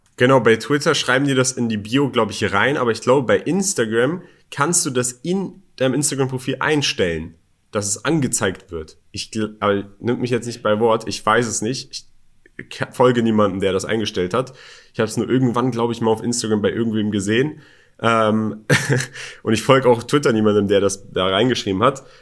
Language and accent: German; Berlin, Germany; moved away as an adult; now in Dubai, United Arab Emirates; ich bin in Berlin aufgewachsen ich bin in Berlin geboren und aufgewachsen